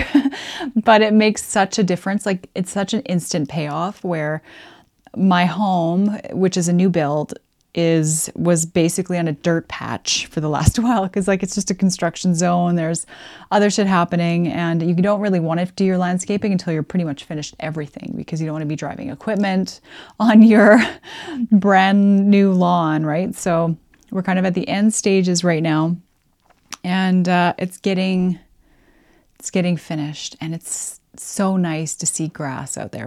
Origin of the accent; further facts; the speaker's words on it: Alberta, Canada; moved away; I grew up in Alberta, and there's nothing but sun there all the time